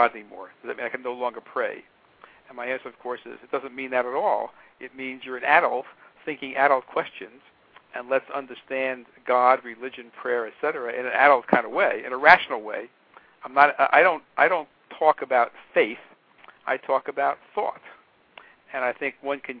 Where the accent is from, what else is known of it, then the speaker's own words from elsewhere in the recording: United States; I'm an American.